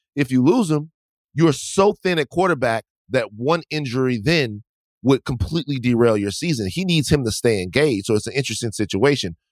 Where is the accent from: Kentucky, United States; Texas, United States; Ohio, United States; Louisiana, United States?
Louisiana, United States; Baton Rouge; moved away; Growing up in Baton Rouge where I did